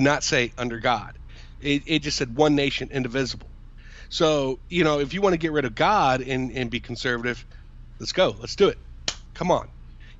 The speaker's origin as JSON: {"language": "English", "country": "United States"}